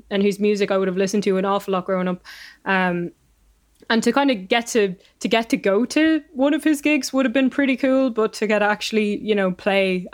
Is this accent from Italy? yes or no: no; Donegal Gaeltacht, Ulster, Ireland; growing up in the Gaeltacht definitely was sort of a huge part of my love of languages